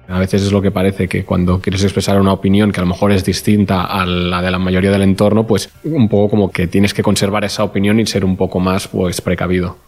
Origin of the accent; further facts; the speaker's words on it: Torelló, Catalonia, Spain; also born or lived in near León, Spain / Madrid, Spain; Soy nacido en Turelló, al lado de Vic, zona de mucha influencia independentista. Y bueno, y allí estuve viviendo hasta los 9-10 años y después estuve viviendo tres años en el, lo que podría ser un extremo opuesto, en un pueblo de 15.000 habitantes al lado